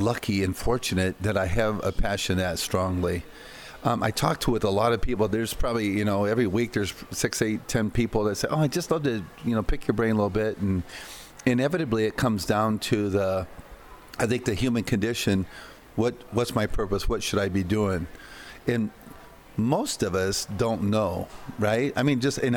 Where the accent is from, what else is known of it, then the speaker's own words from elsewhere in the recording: Iowa, United States; also born or lived in Costa Rica; working on the farms in Iowa